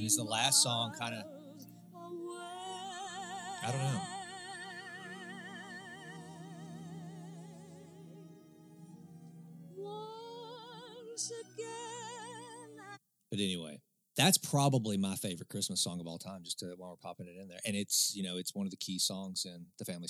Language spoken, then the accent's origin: English; United States; As an American